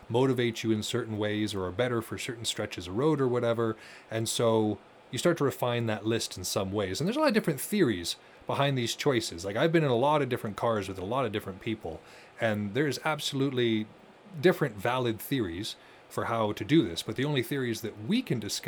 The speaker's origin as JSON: {"language": "English", "region": "Montana", "country": "United States", "tie": "born or raised there", "said": "I grew up in Montana in the 90s"}